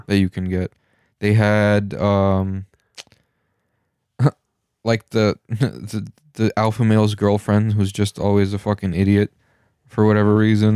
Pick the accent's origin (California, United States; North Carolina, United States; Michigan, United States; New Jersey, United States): Michigan, United States; we're from Michigan